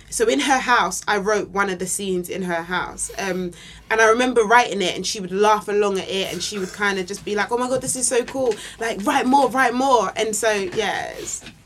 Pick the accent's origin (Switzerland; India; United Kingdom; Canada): United Kingdom; London; also born or lived in Camberwell, London / Nigeria; I grew up on the North Peckham Estate, but right. um, I moved. We moved when I was fifteen to Camberwell